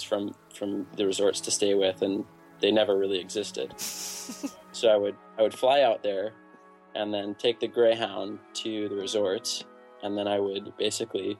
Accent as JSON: {"language": "English", "town": "New York City", "region": "New York", "country": "United States", "tie": "born or raised there", "said": "I grew up in New York City, so pretty far from, you know, good skiing"}